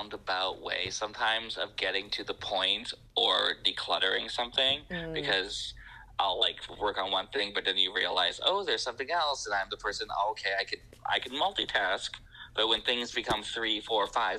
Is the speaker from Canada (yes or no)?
yes; Winnipeg, Manitoba, Canada; moved away as an adult; also born or lived in Moose Jaw, Saskatchewan / Calgary, Alberta; now in Vancouver, Canada; I was born in Moose Jaw, but I lived in Winnipeg until I was about 20.